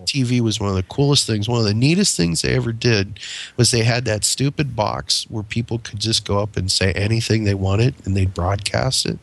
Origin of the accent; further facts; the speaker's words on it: United States; also born or lived in Pennsylvania / Ohio; now in Southern United States; I grew up in the Ohio and Pennsylvania region of the United States